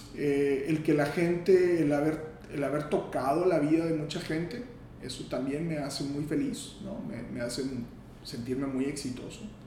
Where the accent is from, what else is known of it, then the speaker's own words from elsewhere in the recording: Matamoros, Tamaulipas, Mexico; moved away as an adult; also born or lived in Monterrey; yo soy de Matamoros